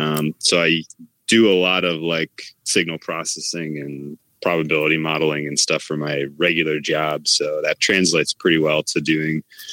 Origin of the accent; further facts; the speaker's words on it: California, United States; I'm from California.